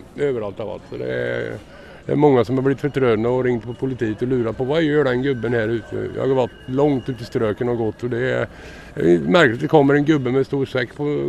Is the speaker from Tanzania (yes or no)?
no; Sweden; now in Oslo, Norway; Smålandsskauen i Sverige fra start